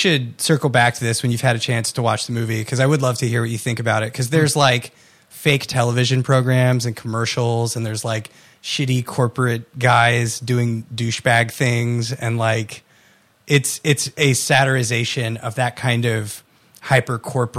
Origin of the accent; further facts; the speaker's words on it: United States; We are American.